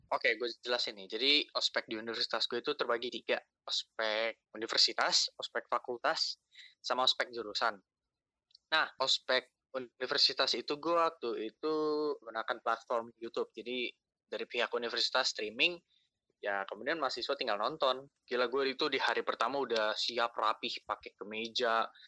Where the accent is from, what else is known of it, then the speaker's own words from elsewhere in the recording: Bekasi, West Java, Indonesia; gue dari Bekasi